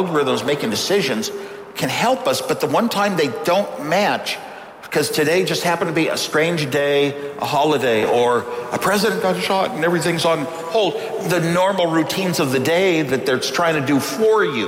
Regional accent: United States; I'm an American. I'm an American. I grew up an American

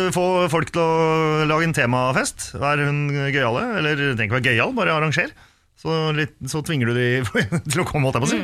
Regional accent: Sweden; also born or lived in Finland / Drammen, Norway; now in Norway; Jeg er jo halvt finsk. Ja. Født i Sverige

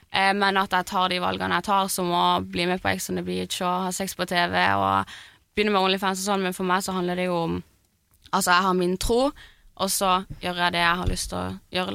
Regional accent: Lyngdal, Agder, Norway; now in Oslo, Norway; jeg er jo fra Lyngdal

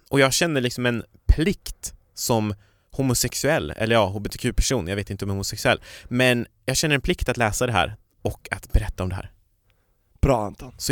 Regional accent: Kiruna, Norrbotten County, Sweden; Jag kommer från Kiruna. Och det är nästan ingen som gissar vad det är.

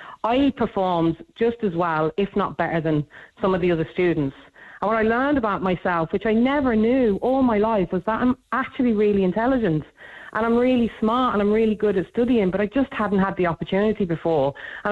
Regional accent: United Kingdom; moved away as an adult; now in Dublin, Ireland; We lived in the UK for years

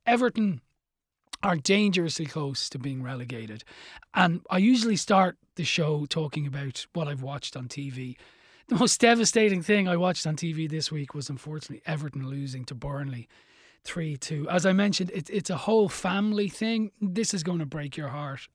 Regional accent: Dublin, Leinster, Ireland; Where I grew up in Dublin

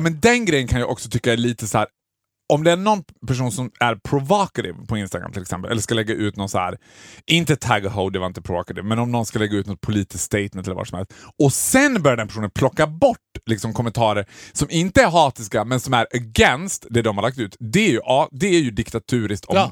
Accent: Borlänge, Dalarna County, Sweden; moved away; när jag var hemma i Borlänge

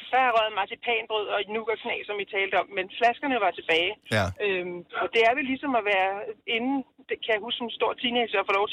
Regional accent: Alsø, Zealand, Denmark; Jeg er fra Alsø på Lolland.

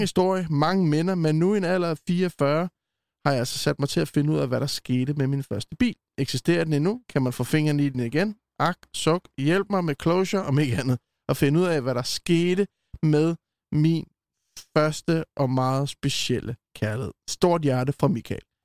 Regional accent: Copenhagen, Capital Region of Denmark, Denmark; som københavner

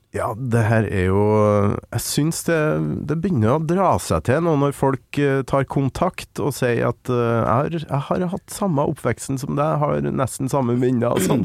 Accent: Kolvereid, Trøndelag, Norway; jeg er jo fra Kolvereid

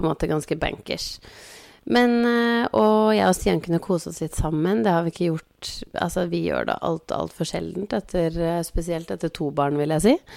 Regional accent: Biri, Innlandet, Norway; jeg er fra Biri

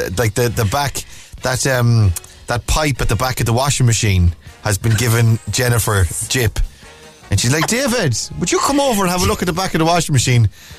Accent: Ireland; I'm Irish and my English isn't very well

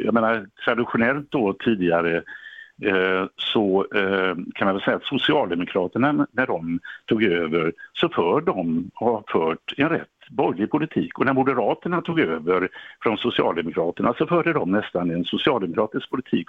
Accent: Gothenburg, Västra Götaland, Sweden; Biskopsgården där jag är uppvuxen

